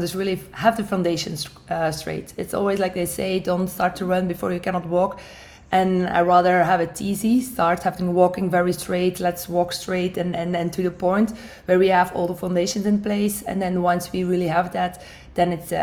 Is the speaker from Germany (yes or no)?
no; Belgium; moved away as an adult; now in United States; I'm originally from Belgium